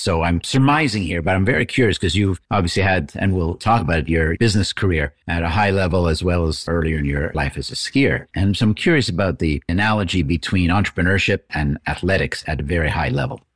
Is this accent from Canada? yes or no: yes; Canada; I'm Canadian